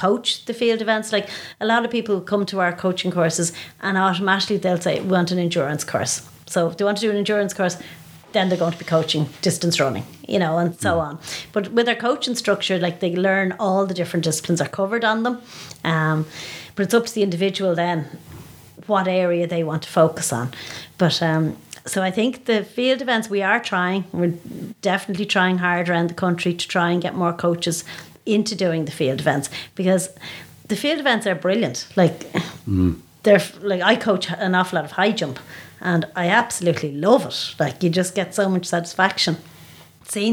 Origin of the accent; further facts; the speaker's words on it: Dublin, Leinster, Ireland; I was in Raheny Shamrocks as a child. I'm from Raheny, and I joined the club when I was about 9 or 10